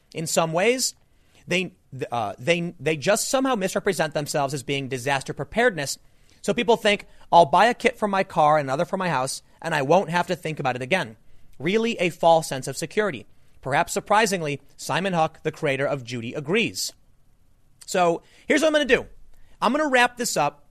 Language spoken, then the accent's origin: English; United States; I grew up on the South Side